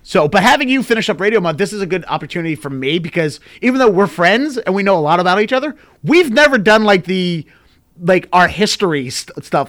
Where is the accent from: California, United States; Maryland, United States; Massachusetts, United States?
Maryland, United States; Baltimore; I'm from Baltimore